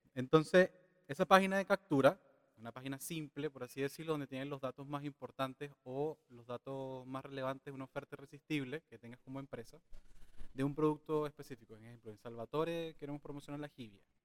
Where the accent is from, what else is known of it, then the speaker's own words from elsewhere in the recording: Venezuela; now in Chile; tengo 32 años, vengo de Venezuela.